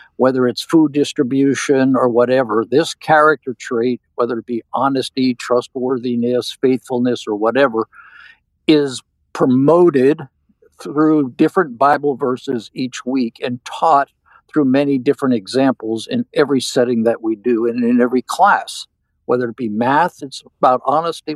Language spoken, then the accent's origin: English; United States; my home country of the USA